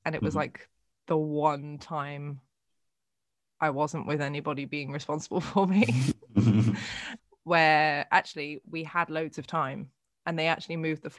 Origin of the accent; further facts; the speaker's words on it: Netherlands; my growing up in the Netherlands